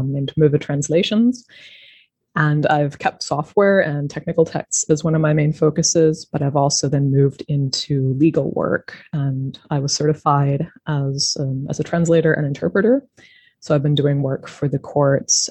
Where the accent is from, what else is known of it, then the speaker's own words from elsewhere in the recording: Denver, Colorado, United States; moved away as an adult; also born or lived in France / Canada; now in Germany; I grew up in the United States, in Denver near the Rocky Mountains